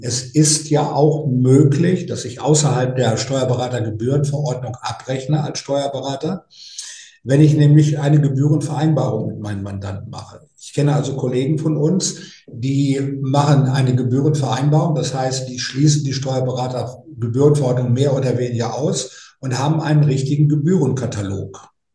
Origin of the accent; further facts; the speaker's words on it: North Rhine-Westphalia, Germany; ich komme ja aus, aus Westfalen, Ostwestfalen